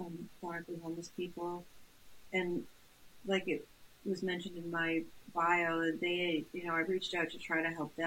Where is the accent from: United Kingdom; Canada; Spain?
Canada; Brandon, Manitoba; I grew up in Brandon, Manitoba